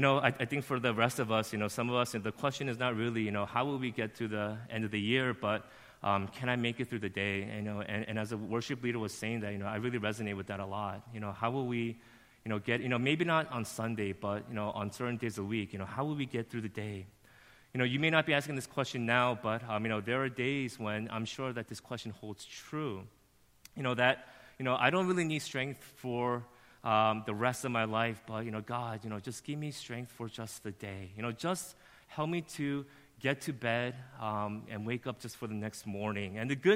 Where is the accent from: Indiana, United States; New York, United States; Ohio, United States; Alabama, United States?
New York, United States; Flushing; born there; I wasn't born in New Jersey. I was born in Flushing